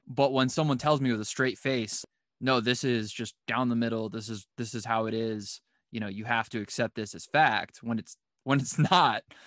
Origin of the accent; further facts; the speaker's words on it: Cleveland, Ohio, United States; I'm from Cleveland